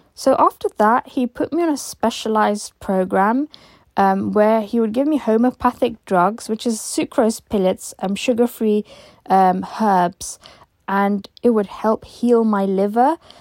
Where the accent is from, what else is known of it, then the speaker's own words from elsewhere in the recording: London, United Kingdom; I'm 26 years old and I'm from London.